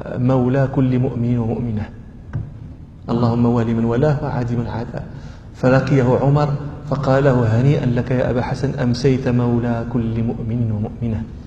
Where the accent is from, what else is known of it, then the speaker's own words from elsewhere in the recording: Morocco; عندنا في المغرب